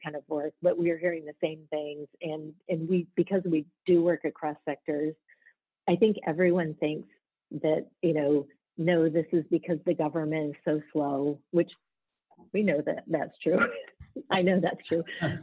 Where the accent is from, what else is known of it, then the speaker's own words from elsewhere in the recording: rural Michigan, United States; moved away as an adult; also born or lived in Atlanta / the Bronx; I grew up in rural Michigan